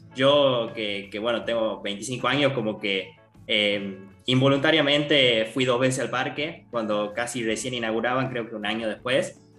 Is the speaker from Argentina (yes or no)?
yes; Argentina; me encuentra ya en mi país, estoy en Buenos Aires